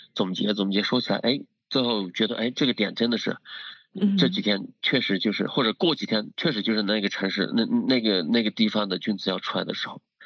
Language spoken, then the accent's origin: Chinese; Dali, Yunnan, China; 我们老家大理那边